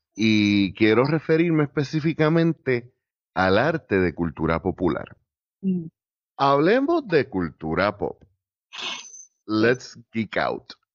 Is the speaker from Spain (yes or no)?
no; Puerto Rico